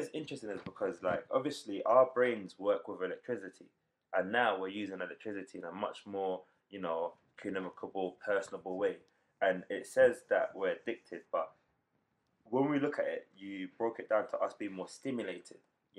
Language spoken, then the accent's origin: English; London, United Kingdom; interesting, because we're proper born and bred London. Like, it's a unique experience to be born and raised in London.